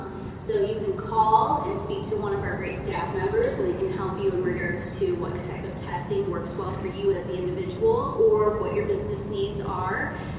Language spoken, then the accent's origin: English; Brunswick, Ohio, United States; I'm an actual high school graduate of Brunswick High School with a little bit of college education as well.